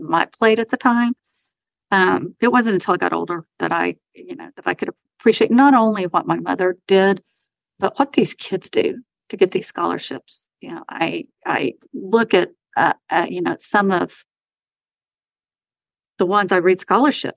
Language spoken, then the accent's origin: English; Irving, Texas, United States; also born or lived in Lubbock, Texas; I was born and raised in Irving, Texas